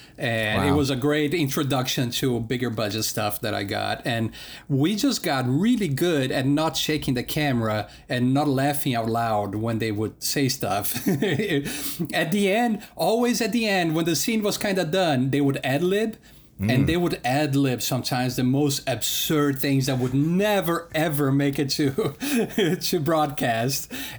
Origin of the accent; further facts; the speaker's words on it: Denmark; also born or lived in Brazil; I'm from Denmark, but I lived part of the time in Brazil and part of the time in Denmark.